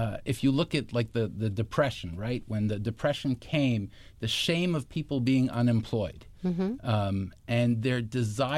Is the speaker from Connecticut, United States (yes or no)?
yes; Stamford, Connecticut, United States; moved away as an adult; also born or lived in Israel / Bridgeport, Connecticut; I grew up in Stamford